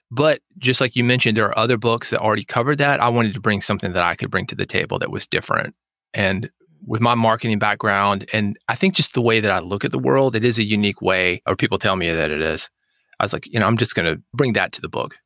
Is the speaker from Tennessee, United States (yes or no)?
yes; Nashville, Tennessee, United States; I was born in Nashville